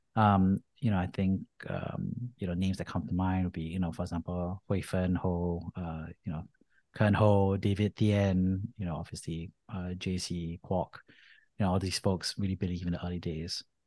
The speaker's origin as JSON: {"language": "English", "country": "Singapore", "tie": "born or raised there", "moved": "as an adult", "said": "I grew up in Singapore"}